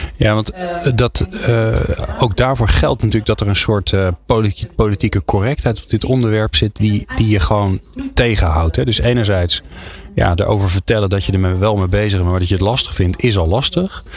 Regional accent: Netherlands; wij daar als Nederlanders

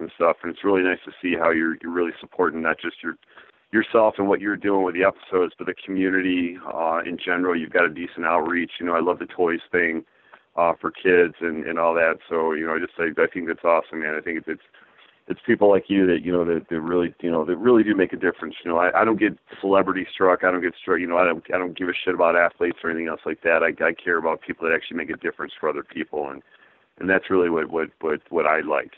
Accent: San Diego, California, United States; moved away as an adult; now in Michigan, United States; I grew up in San Diego, so, I love the heat

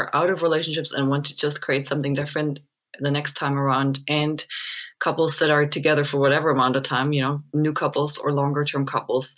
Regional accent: Germany; moved away as an adult; now in Sedona, United States; I grew up in Germany until my mid-20s, and then I came to the States, and I've ended up in Sedona now

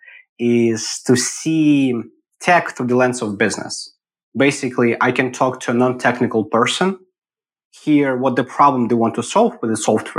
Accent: Eastern Ukraine, Ukraine; moved away as an adult; also born or lived in Kyiv, Ukraine; now in Austin, United States; Born and raised in Ukraine, in the eastern part of it

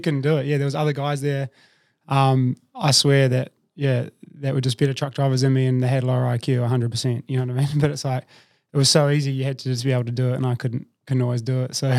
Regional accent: New Zealand; moved away as an adult; also born or lived in Melbourne, Australia; now in Sydney, Australia; I'm from New Zealand originally, but I've lived in Australia for about twelve years now.

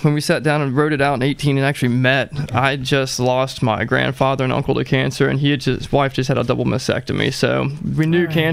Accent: Virginia, United States; I'm from Virginia.

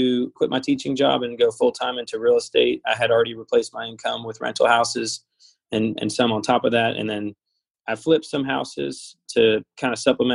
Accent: Louisville, Kentucky, United States; I was born here, raised here, and went to high school.

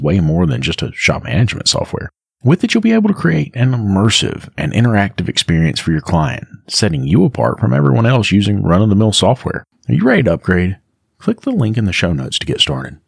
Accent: North Carolina, United States; I'm from North Carolina.

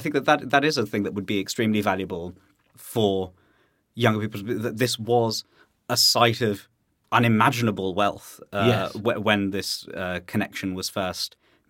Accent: United Kingdom; you and I are both second-generation immigrants. We're British people, although we haven't sort of abandoned our Asian-ness

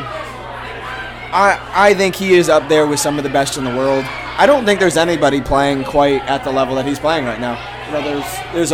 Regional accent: Ireland; we're both Irish

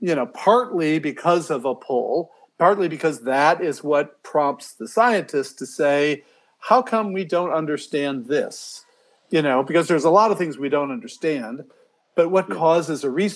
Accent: Chicago, Illinois, United States; I grew up in Chicago or outside of Chicago.

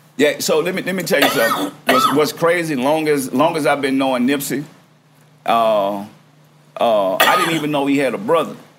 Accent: New Orleans, Louisiana, United States; I'm from New Orleans

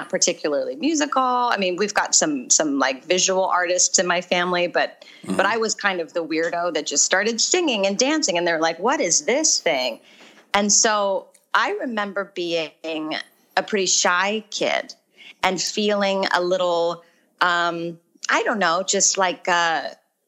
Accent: Orange County, California, United States; moved away as an adult; also born or lived in Arizona; I grew up in Orange County

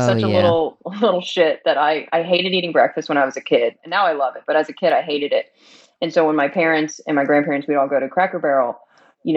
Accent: Arab, Alabama, United States; accent: Southern; also born or lived in Missouri; I grew up in Alabama

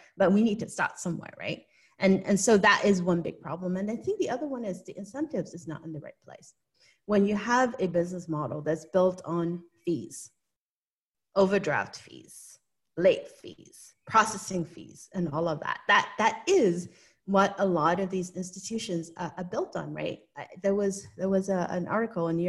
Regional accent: Hong Kong; moved away; I was born and raised in Hong Kong, and I do have an accent

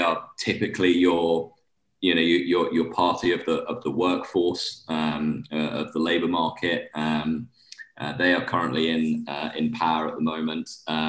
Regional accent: Scotland, United Kingdom; now in Bermuda; shorts weather all year round on the golf course, which, you know, growing up in Scotland, I love.

